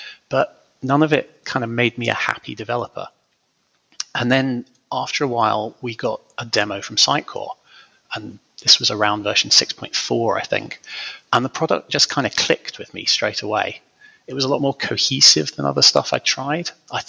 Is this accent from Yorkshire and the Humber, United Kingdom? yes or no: no; Scotland, United Kingdom; now in England; Officially, I'm from Scotland. Not that you'd be able to guess that from my accent these days, but I was born near Loch Ness, and these days I live in an obscure corner of the north of England.